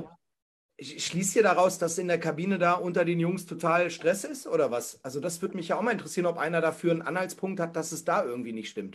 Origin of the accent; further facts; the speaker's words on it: Hanover, Lower Saxony, Germany; ich komme ja nun mal aus Hannover